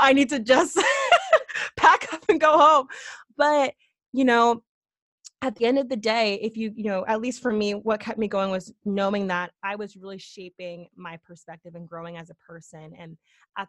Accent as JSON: {"language": "English", "region": "Connecticut", "country": "United States", "also_born_or_lived": "Boston, Massachusetts", "said": "I'm from Connecticut, went to University of Connecticut, stayed in state"}